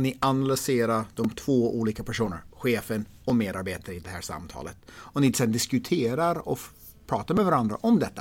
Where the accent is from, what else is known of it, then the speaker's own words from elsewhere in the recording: United States; moved away; jag är amerikan